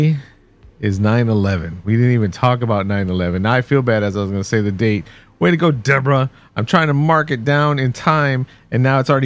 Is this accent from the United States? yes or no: yes; Texas, United States; But I was born and bred here in Texas, right?